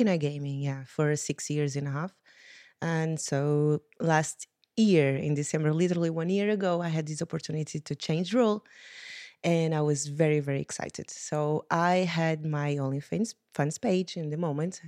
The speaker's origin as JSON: {"language": "English", "country": "Portugal", "moved": "as an adult", "lives_now": "Malta", "said": "I'm from Portugal. My family is from Venezuela and Angola, so it's a really interesting mix"}